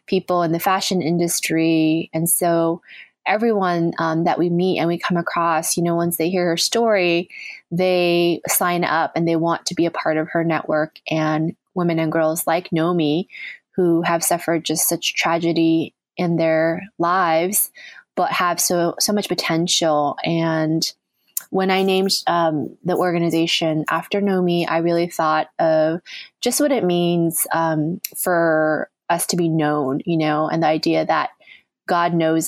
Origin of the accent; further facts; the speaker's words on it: United States; now in New York City, United States; growing up in the United States